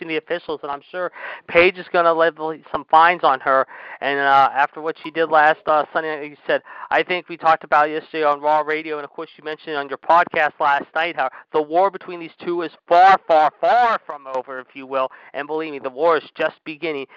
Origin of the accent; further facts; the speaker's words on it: Pittsburgh, Pennsylvania, United States; my hometown